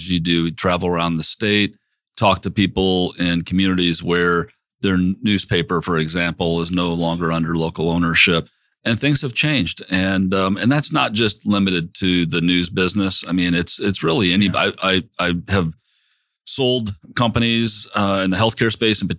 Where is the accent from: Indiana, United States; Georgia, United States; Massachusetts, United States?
Indiana, United States; South Bend; moved away as an adult; also born or lived in Mishawaka, Indiana / Russia; I grew up in Northern Indiana in South Bend and Mishawaka